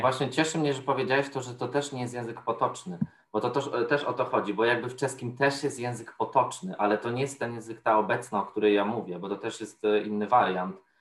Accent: Podkarpacie, Subcarpathian Voivodeship, Poland; moved away as an adult; now in Warsaw, Poland; jestem z Podkarpacia

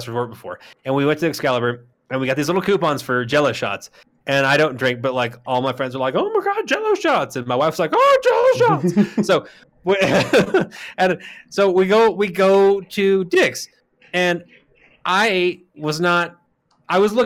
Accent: Arizona, United States; I'm from Arizona

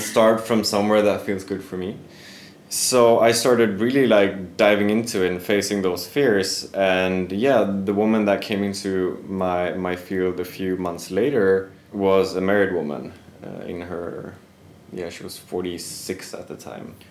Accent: Sweden; I am originally from Sweden.

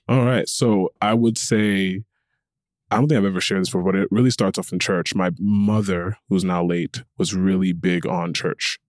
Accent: Connecticut, United States; I was born and raised in Connecticut

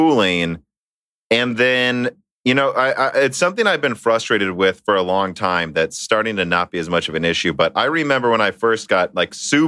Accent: Minnesota, United States; now in Peoria, United States; I'm from Minnesota. Dan is from Minnesota. Our family's from Minnesota.

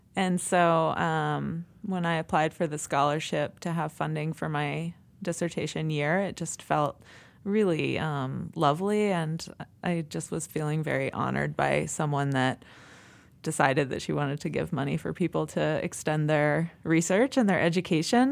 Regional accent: East Coast, United States; moved away as an adult; also born or lived in Oregon; now in Montana, United States; I'm from the East Coast, and so I did all my schooling on the East Coast.

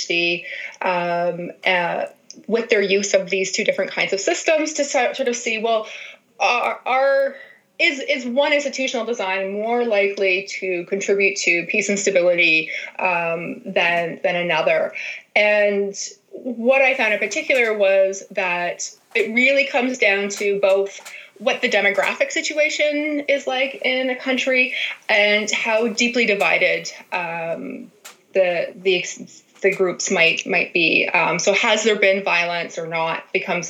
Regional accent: Ontario, Canada; moved away as an adult; now in Manitoba, Canada; I went to a small liberal arts college in my hometown in Ontario

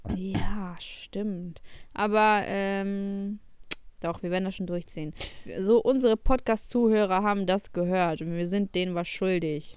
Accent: Ukraine; moved away; ich bin auch in der Ukraine aufgewachsen

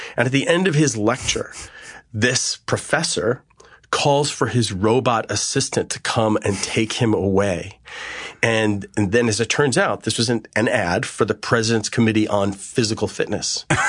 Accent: Garden City, New York, United States; I grew up on a beautiful scenic Long Island, which was an interesting place to grow up. Garden City.

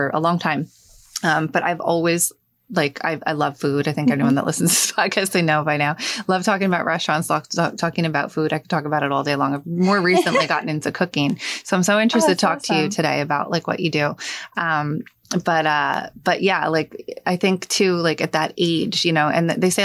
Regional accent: Hazlet, New Jersey, United States; When I was growing up, I grew up in Hazlitt. Mm-hmm. And same thing, I moved here, I was 7

